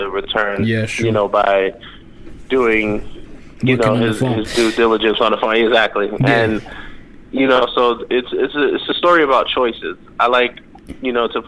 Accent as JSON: {"language": "English", "region": "New York", "country": "United States", "said": "I'm from New York."}